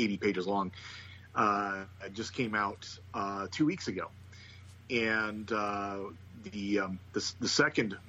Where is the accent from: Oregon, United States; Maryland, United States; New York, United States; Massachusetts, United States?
Oregon, United States; Eugene; I grew up in Eugene, Oregon